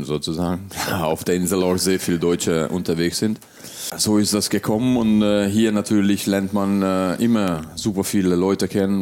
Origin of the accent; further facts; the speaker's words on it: Hungary; also born or lived in Göttingen, Germany / southern Germany; now in Mallorca, Spain; gebürtiger Ungar